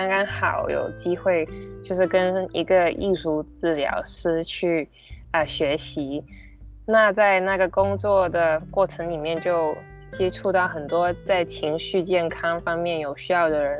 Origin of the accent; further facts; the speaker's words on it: Hong Kong; 本身在香港的文化或者是传统的教育底下。